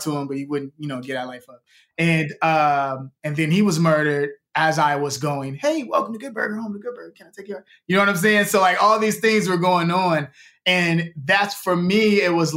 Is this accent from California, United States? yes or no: no; Chicago, Illinois, United States; now in Los Angeles, United States; when I was a kid growing up in Chicago